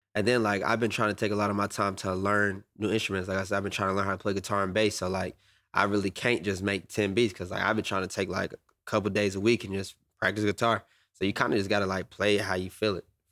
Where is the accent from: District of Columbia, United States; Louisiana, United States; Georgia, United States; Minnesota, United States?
Georgia, United States; Atlanta; I'm from Atlanta